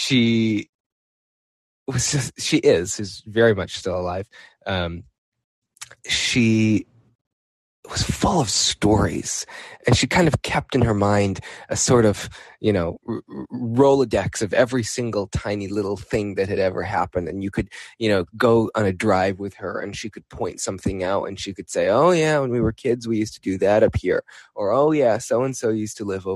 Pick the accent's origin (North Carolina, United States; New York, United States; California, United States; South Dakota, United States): New York, United States; Watertown; My hometown, Watertown, New York, is a very strange little place